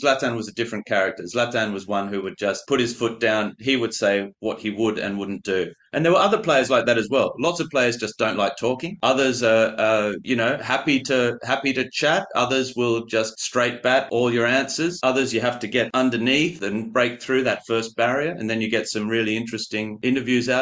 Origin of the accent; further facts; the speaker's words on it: Australia; moved away; also born or lived in Paris; being Australian